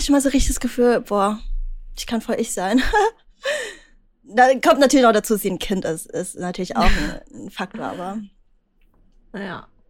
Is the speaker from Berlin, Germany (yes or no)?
yes; Berlin, Germany; ich bin aus Berlin